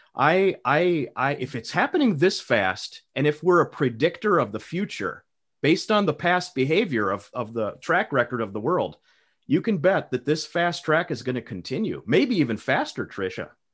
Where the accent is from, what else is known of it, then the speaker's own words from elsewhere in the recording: United States; as an American patriot myself